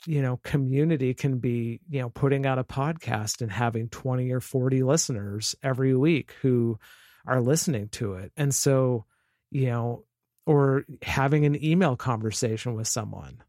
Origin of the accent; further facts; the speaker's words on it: Vancouver, Washington, United States; I'm from Vancouver, Washington, which is just north of Portland, Oregon, on the west coast of the United States